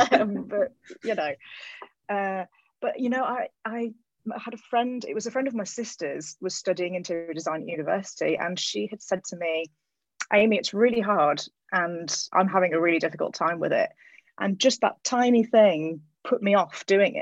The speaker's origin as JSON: {"language": "English", "region": "England", "country": "United Kingdom", "tie": "born or raised there", "moved": "as an adult", "lives_now": "California, United States", "said": "I grew up in England"}